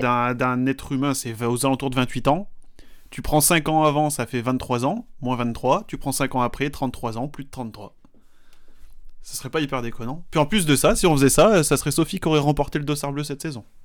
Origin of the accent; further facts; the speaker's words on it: France; chez nous en France